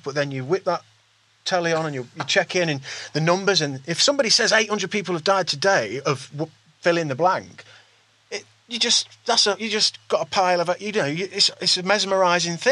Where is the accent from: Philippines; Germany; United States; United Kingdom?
United Kingdom; East Midlands; we're from the East Midlands